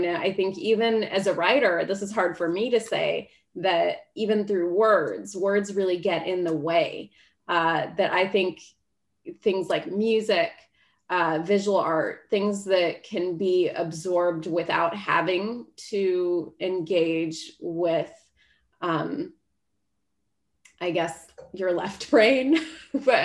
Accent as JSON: {"language": "English", "country": "United States", "said": "as an American"}